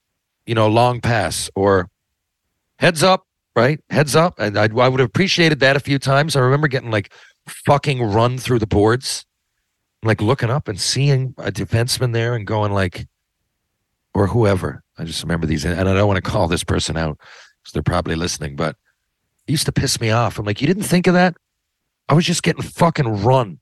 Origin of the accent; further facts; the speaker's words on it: Newfoundland and Labrador, Canada; it's probably hard to understand me as a Newfoundlander